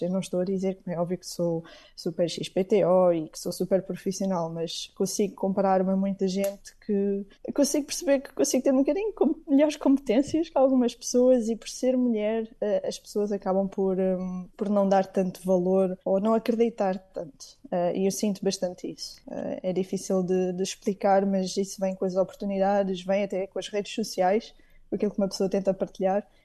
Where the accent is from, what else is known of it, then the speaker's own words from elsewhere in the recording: Portugal; now in Iceland; eu como portuguesa